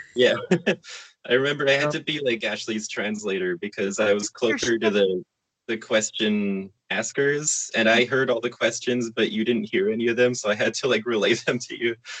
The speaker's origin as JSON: {"language": "English", "town": "Calgary", "region": "Alberta", "country": "Canada", "tie": "born or raised there", "said": "I'm from Calgary"}